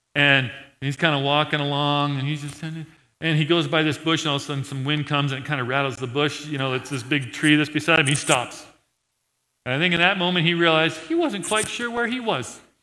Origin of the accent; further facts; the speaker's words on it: Montana, United States; I'm from Montana